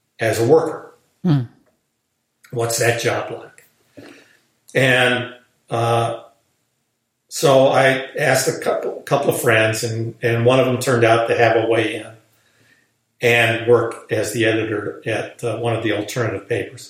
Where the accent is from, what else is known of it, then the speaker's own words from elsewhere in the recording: United States; I'm an American